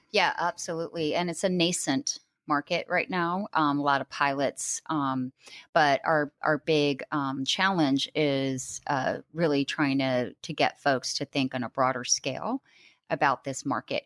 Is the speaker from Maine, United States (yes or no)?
yes; Maine, United States; now in Denver, United States; I live in Denver. I've, uh, I'm originally from Maine.